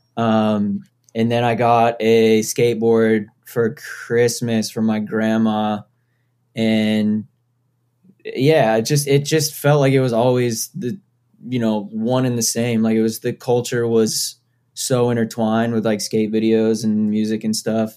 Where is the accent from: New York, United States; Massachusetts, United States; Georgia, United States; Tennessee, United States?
Massachusetts, United States; Foxborough; I grew up in Foxborough, Massachusetts.